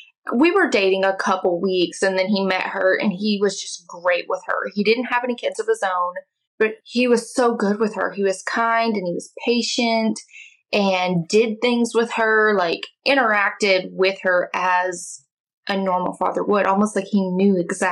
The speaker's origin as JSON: {"language": "English", "region": "Oklahoma", "country": "United States", "said": "I am from Oklahoma."}